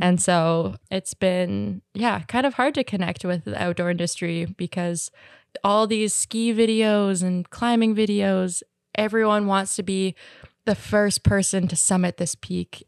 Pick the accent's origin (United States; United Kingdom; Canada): Canada; Squamish, British Columbia; I grew up in Squamish